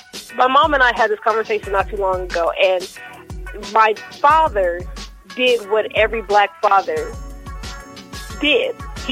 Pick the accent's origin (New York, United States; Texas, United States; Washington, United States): Washington, United States; Seattle; I was raised in Seattle, so that's the birthplace of grunge music.